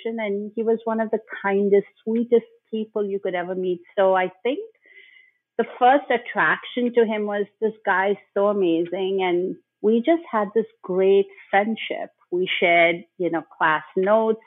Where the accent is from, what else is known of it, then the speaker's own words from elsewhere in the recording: Bhopal, Madhya Pradesh, India; moved away as an adult; also born or lived in Mumbai; I grew up in Bhopal